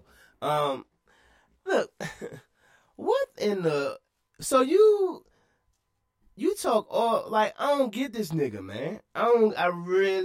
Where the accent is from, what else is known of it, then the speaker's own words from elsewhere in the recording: Washington, District of Columbia, United States; I'm from Southeast D.C.